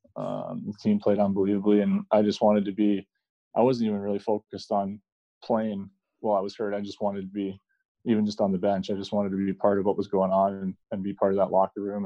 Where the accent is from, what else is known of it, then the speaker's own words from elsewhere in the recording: Canada; I'm Canadian